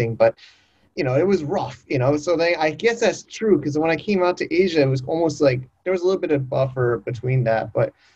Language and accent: English; United States; moved away; I'm an American